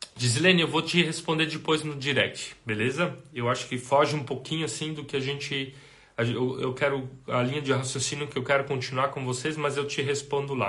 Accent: Brazil; Nós somos brasileiros

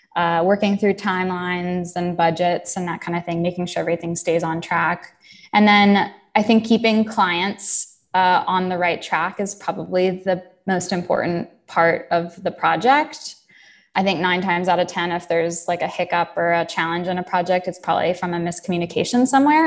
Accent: Jacksonville, Florida, United States; moved away as an adult; also born or lived in upstate New York; originally I am from Jacksonville, Florida. So uh, grew up in the South

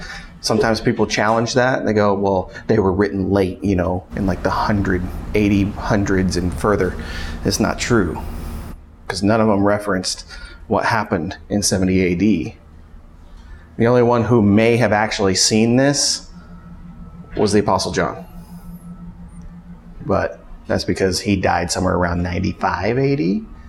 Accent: California, United States; I came from California, so I knew all about earthquakes.

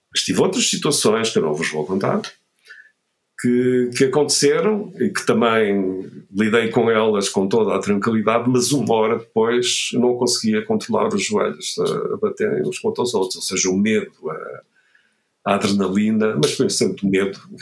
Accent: Vila do Conde, Norte, Portugal; moved away; eu sou do Norte, eu cresci em Vila de Conde

